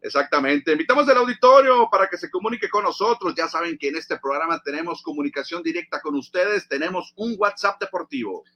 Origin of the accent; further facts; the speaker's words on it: Mexico; nosotros los mexicanos